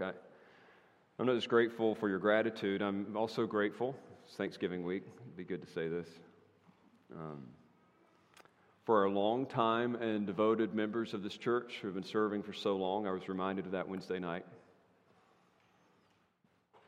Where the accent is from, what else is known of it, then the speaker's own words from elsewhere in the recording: North Carolina, United States; my home state of North Carolina